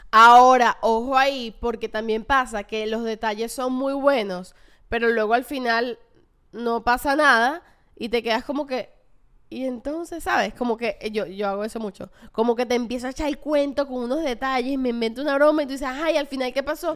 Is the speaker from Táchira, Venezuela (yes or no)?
no; Caracas, Capital District, Venezuela; los que las que somos de Caracas